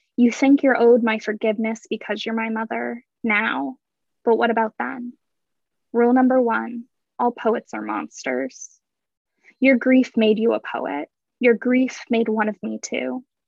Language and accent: English; San Diego, California, United States; moved away as an adult; also born or lived in Northeast United States / London; I grew up in um, San Diego. So I moved from San Diego to the Northeast for school